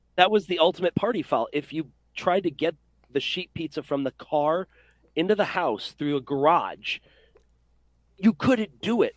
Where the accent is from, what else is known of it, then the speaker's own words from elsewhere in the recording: Rochester, New York, United States; now in Middletown, United States; I was born and raised in Rochester, New York, and I'm proud of where I came from.